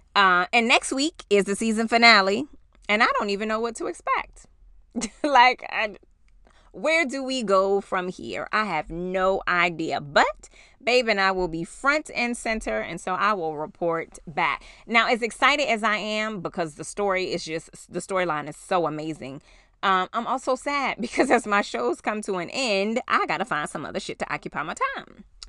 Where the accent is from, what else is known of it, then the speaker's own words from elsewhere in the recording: New York, United States; moved away; we were in New York